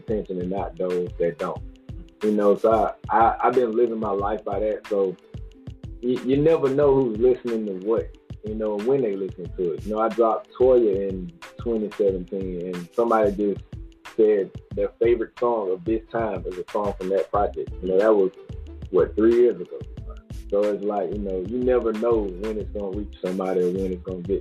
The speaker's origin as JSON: {"language": "English", "town": "Macon", "region": "Georgia", "country": "United States"}